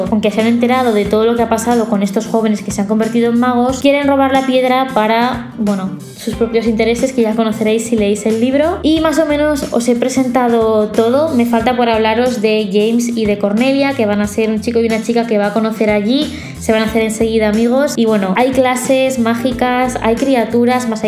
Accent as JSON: {"language": "Spanish", "town": "Zaragoza", "region": "Aragon", "country": "Spain", "tie": "born or raised there", "lives_now": "Barcelona, Spain", "said": "Zaragoza, porque es mi ciudad natal y donde está toda mi familia. En mi librería de barrio la que he ido toda la vida. Y Barcelona, pues donde estoy viviendo ahora, aquí en el centro."}